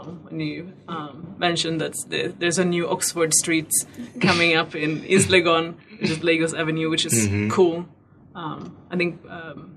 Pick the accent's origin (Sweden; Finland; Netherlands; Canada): Sweden; moved away as an adult; also born or lived in Paris, France; now in Ghana; I'm originally from Sweden in the cold north.